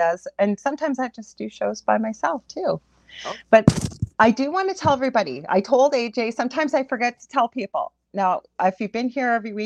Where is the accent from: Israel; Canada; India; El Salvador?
Canada; I am a Canadian clairvoyant medium